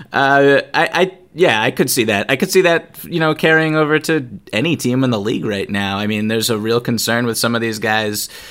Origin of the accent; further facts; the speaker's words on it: outside of Boston, Massachusetts, United States; growing up outside of Boston